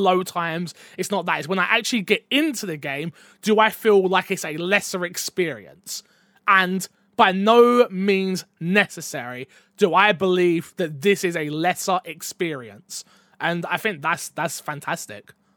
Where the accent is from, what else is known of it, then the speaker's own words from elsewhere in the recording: England, United Kingdom; as a, a British man, as an English man